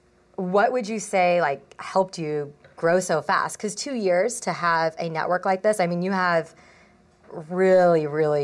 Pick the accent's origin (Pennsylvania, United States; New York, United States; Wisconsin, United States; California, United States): California, United States; San Diego; I've been like stuck in San Diego though my entire life.